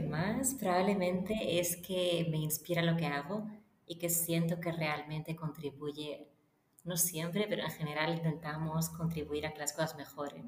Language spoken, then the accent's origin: Spanish; Lleida, Catalonia, Spain; moved away as an adult; also born or lived in A Coruña / Barcelona / Paris / Madrid; yo nací en La Coruña, pero después crecí en Lleida y a los 18 años me mudé a Barcelona